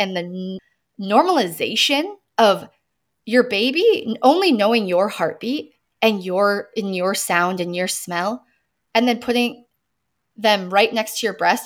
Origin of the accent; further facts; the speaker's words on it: United States; I'm American